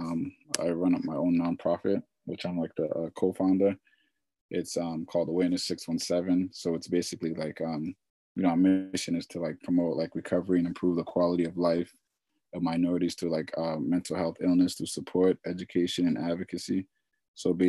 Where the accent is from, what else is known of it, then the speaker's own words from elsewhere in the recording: Boston, Massachusetts, United States; I'm from Boston, Mass